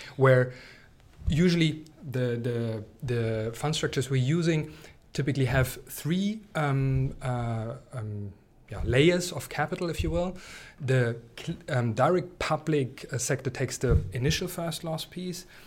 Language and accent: English; East Germany, Germany; I come from East Germany